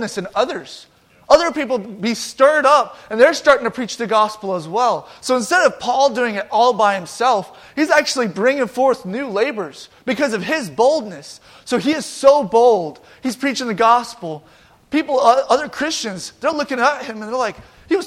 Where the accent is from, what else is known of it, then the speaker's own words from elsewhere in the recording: Georgia, United States; now in Eaton, United States; I'm from Georgia